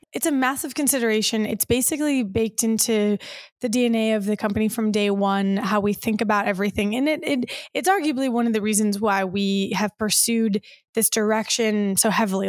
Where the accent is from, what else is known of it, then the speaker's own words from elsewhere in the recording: Michigan, United States; now in California, United States; I grew up in Michigan